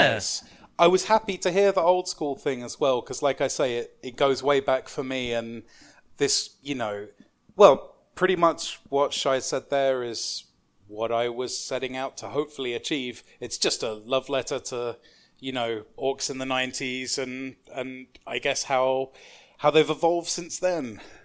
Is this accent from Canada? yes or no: no; London, United Kingdom; I grew up in London, um, like, in quite a manky bit of South East London